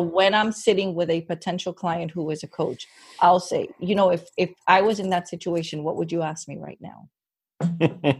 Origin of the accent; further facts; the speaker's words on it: Miami, Florida, United States; born and raised in Miami